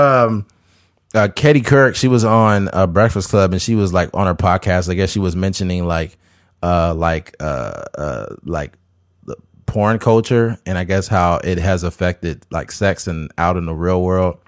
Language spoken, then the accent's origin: English; United States; as American people